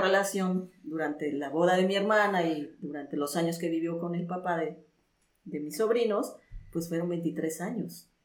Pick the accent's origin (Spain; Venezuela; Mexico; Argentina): Mexico; Alto Lucero, Veracruz; moved away as an adult; also born or lived in Mexico City; yo me fui de mi pueblo a estudiar a la Ciudad de México